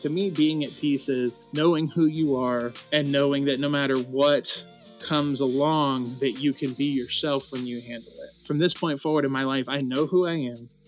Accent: Clarksville, Tennessee, United States; moved away as an adult; also born or lived in North Carolina; in my hometown, which is called Clarksville, Tennessee.

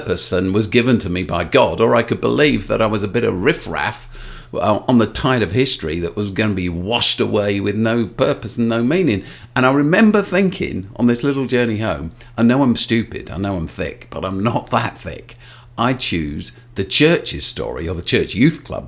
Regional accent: London, United Kingdom; So when I was a kid, I grew up in South London. I still live in South London.

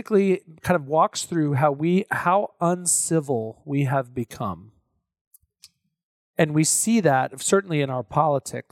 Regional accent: Texas, United States; I'm from Texas.

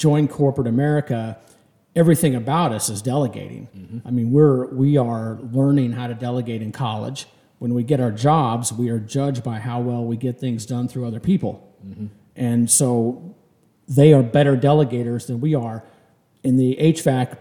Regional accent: Kansas City, United States; I'm from Kansas City.

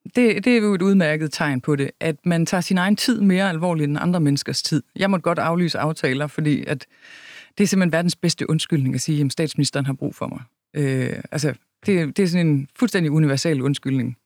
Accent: Kalhave, Southern Denmark, Denmark; moved away; Kalhave er en lille bitte landsby midt imellem Vejle og Horsens, hvor jeg voksede op

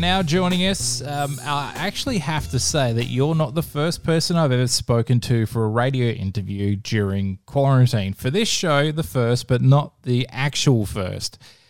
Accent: Western Australia, Australia; I'm Western Australian

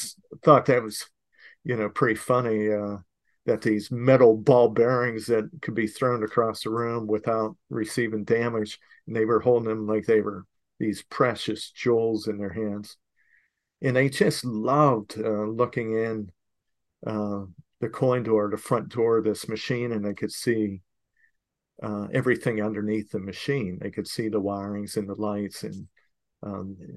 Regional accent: Fort Myers, Florida, United States; here I'm in Fort Myers

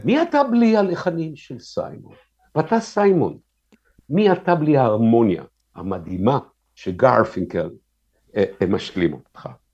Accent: Tel Aviv, Tel Aviv District, Israel; אני גדלתי בתל אביב, אשכרה, מרכז תל אביב.

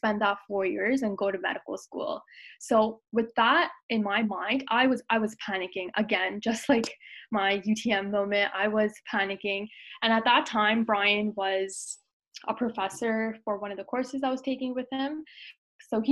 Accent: Toronto, Ontario, Canada; also born or lived in Brampton; I was born and raised in Toronto

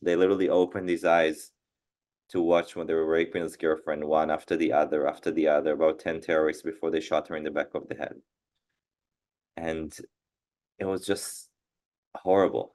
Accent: Israel; born and raised in Israel.

